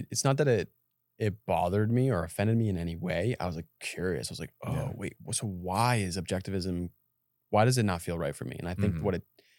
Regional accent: Massachusetts, United States; I come from Massachusetts.

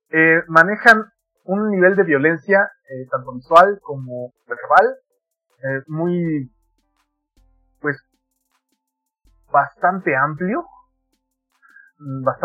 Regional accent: Mexico; este bagaje cultural que tenemos como mexicanos muy pegados a Estados Unidos

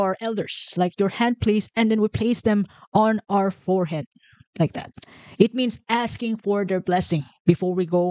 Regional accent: Philippines; accent: Carabao English; English is a second language; my country, you can hear and you can experience the way we talk to foreigners in English. And that's what we call Carabao English. And that's what I'm using right now.

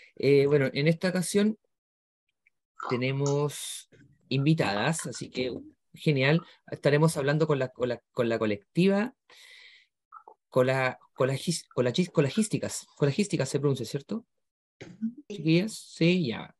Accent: Chile; somos solo acá de Chile

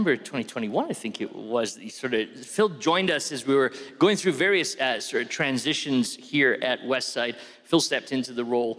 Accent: Scotland, United Kingdom; I am a Scotsman.

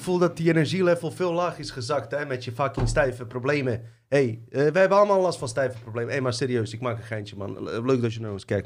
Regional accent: Bosnia & Herzegovina; ik kom uit Bosnië.

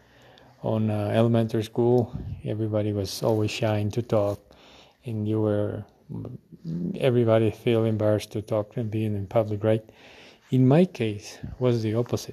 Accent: Quito, Pichincha, Ecuador; I was born in Quito on January 23rd on 1982

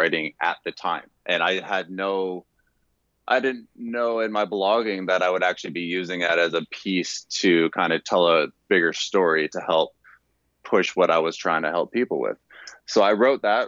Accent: Canada; moved away as an adult; also born or lived in Louisiana; I'm Canadian, I played center when I was in high school

